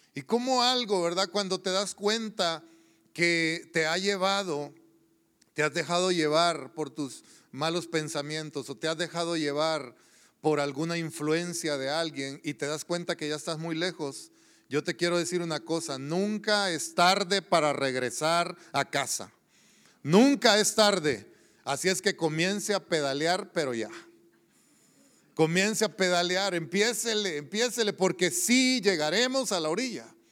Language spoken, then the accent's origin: Spanish; El Salvador; moved away; allá en la tierra donde yo crecí, en El Salvador